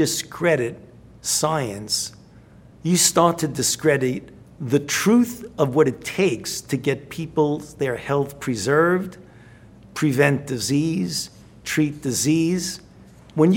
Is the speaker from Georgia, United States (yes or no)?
no; New York City, New York, United States; I grew up in the Bensonhurst section of Brooklyn.